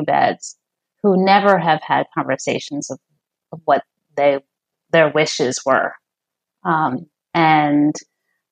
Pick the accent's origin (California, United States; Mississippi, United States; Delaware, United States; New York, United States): New York, United States; New York City; now in San Francisco, United States; I grew up in New York City, Upper West Side.